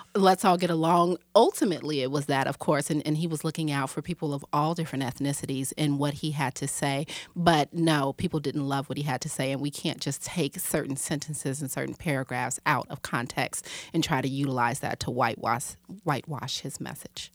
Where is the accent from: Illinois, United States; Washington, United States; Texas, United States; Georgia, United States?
Illinois, United States; Chicago; I'm from Chicago, Illinois